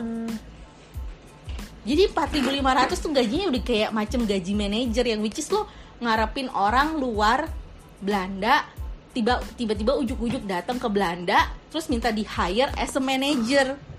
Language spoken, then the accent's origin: Indonesian; Indonesia; moved away; kita kan orang Indo nih ceritanya yang di luar negeri